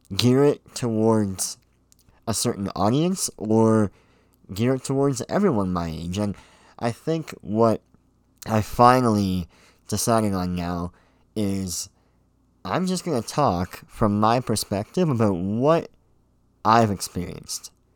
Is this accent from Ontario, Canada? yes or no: yes; Pickering, Ontario, Canada; I was born and raised here in Pickering, uh, Ontario, Canada.